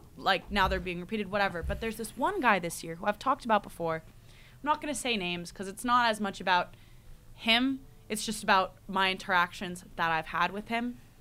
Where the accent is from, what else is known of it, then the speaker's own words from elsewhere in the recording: United States; moved away as an adult; now in United Kingdom; I'm the American who only knows about America